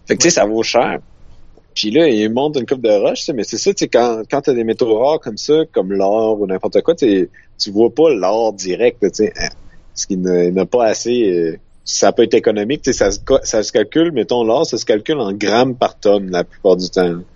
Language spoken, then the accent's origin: French; Quebec, Canada; je venais du Canada, tu sais, oh, du Québec